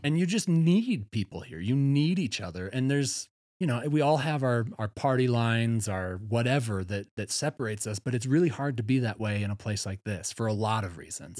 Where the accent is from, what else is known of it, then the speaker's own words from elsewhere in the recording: Wisconsin, United States; also born or lived in Chicago Northwest suburbs; now in Steamboat Springs, United States; I'm from Wisconsin